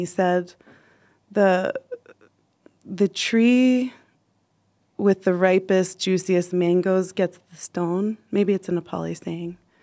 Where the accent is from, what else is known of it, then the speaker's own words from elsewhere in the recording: United States; moved away as an adult; now in Nepal; I'm American